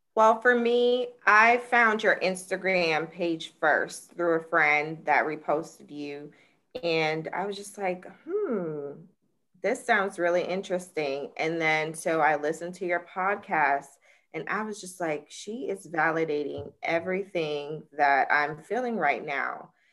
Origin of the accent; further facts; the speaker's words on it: Jacksonville, Florida, United States; I'm from Jacksonville, Florida